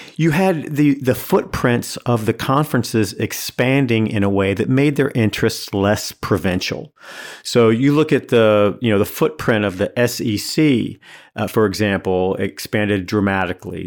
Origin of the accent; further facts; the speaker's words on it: Durham, North Carolina, United States; I grew up in Durham